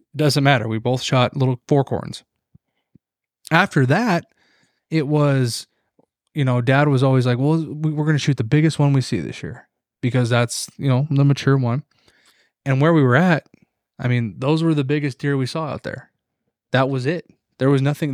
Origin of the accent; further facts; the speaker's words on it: Montana, United States; an American and a Montanan